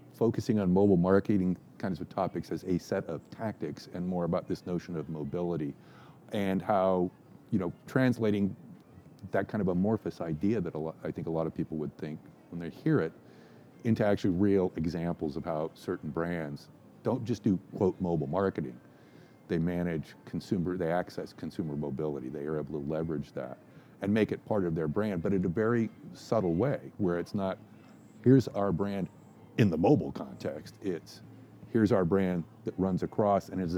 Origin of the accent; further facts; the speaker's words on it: Santa Cruz, California, United States; I was born and raised in Santa Cruz